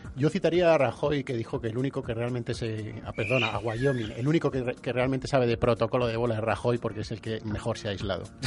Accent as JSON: {"language": "Spanish", "town": "Madrid", "region": "Community of Madrid", "country": "Spain", "said": "Como madrileño"}